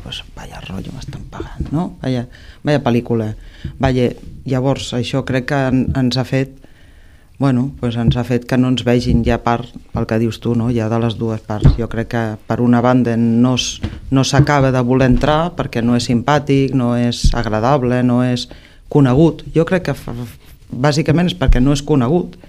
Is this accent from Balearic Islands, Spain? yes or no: no; Reus, Catalonia, Spain; amics i amigues no? de Reus de tota la vida, no? de, de quan ets petit, de quan anaves a l'institut